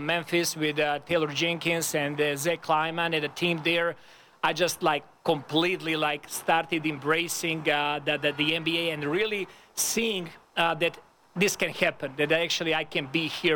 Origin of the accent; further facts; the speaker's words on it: Serbia; moved away as an adult; now in Toronto, Canada; my hometown